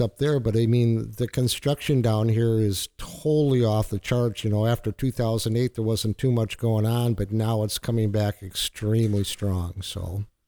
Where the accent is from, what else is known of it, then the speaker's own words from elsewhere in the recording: Minnesota, United States; moved away as an adult; now in Florida, United States; I'm a fisherman from Minnesota